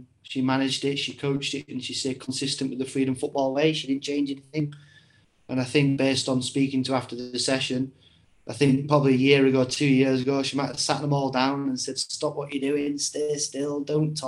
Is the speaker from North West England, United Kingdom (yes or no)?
yes; Warrington, North West England, United Kingdom; also born or lived in York; So I was born in York and then I was raised in Warrington.